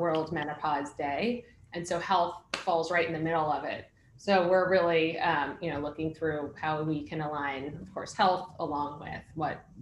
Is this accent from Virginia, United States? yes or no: no; Boston, Massachusetts, United States; now in New York, United States; I'm from Boston actually. I'm a Masshole.